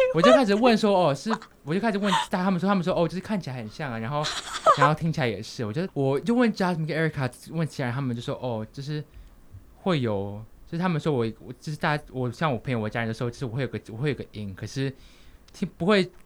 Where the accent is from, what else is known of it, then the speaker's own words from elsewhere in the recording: Taiwan; moved away as an adult; now in Abu Dhabi, United Arab Emirates; 我身为台湾人